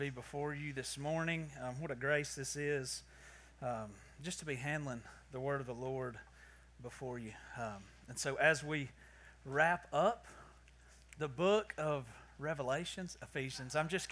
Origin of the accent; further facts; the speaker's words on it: the South, Southern United States, United States; accent: southern; my southern accent